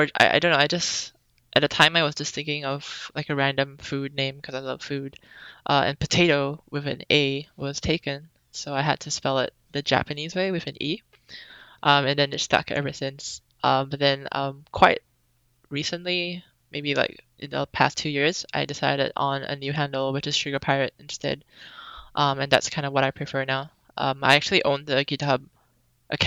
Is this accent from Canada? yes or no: no; Singapore; moved away as an adult; also born or lived in Melbourne, Australia; now in Boston, United States; I was born in Singapore, and I lived there for a pretty long time. Then I moved to Australia for college